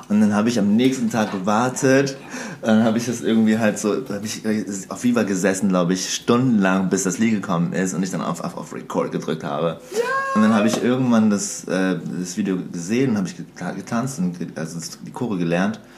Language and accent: German; Serbia; also ich komme eigentlich aus Serbien